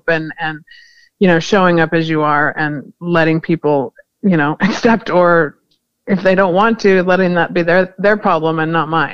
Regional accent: California, United States; I was born in California

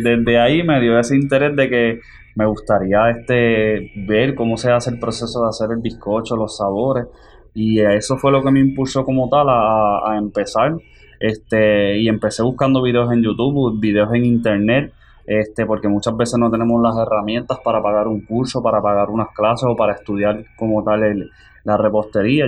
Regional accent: Jayuya, Puerto Rico; now in Manatí, Puerto Rico; Soy natural del pueblo de Jayuya

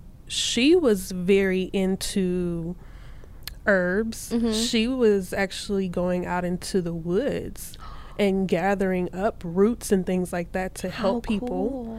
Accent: Clarksville, Texas, United States; I am from Texas, born okay. and raised from Northeast Texas, a small town called Clarksville.

